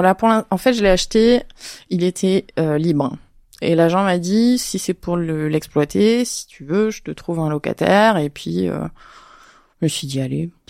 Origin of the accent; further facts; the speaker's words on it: Avignon, Provence-Alpes-Côte d'Azur, France; je suis d'Avignon